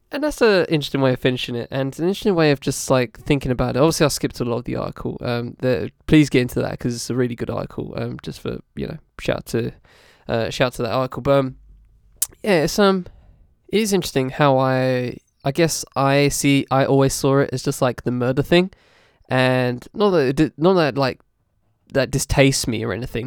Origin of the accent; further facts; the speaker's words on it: United Kingdom; as a British person